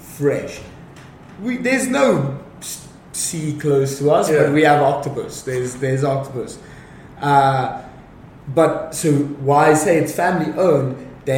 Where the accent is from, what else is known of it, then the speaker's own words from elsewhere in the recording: Johannesburg, Gauteng, South Africa; I come from Johannesburg in South Africa